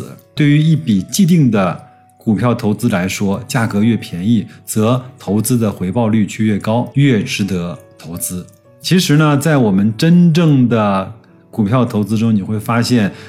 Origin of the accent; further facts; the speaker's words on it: China; 我们中国人